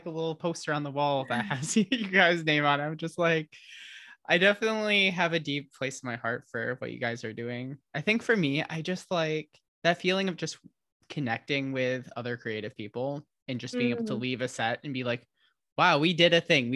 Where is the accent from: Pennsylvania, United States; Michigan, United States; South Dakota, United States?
Michigan, United States; Holland; moved away; also born or lived in Grand Rapids, Michigan / California; I was born in Grand Rapids, but I grew up in a city named Holland in Michigan.